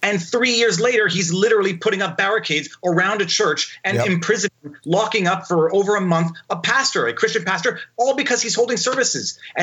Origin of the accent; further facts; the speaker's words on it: Canada; I'm a Canadian